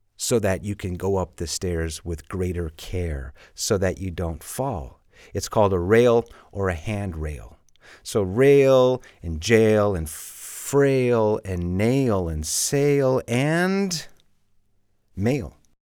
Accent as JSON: {"language": "English", "town": "Chicago", "region": "Illinois", "country": "United States", "tie": "born or raised there", "moved": "as an adult", "lives_now": "Madrid, Spain", "said": "I'm from Chicago, and when I was a kid, it would hail all the time"}